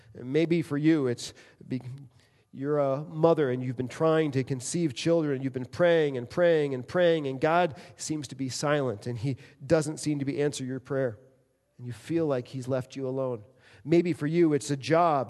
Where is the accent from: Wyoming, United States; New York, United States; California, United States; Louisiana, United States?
New York, United States; New York City; moved away; also born or lived in Michigan; I grew up in New York City